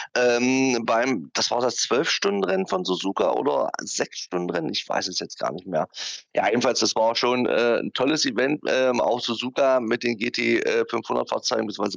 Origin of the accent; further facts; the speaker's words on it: the part of Germany where I come from, East Germany, Germany; aus dem Teil von Deutschland, wo ich herkomme